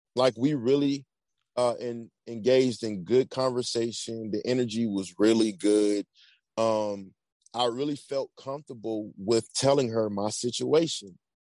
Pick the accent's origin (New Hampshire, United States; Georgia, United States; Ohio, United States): Georgia, United States; Atlanta; moved away as an adult; also born or lived in Virginia; I'm originally from Atlanta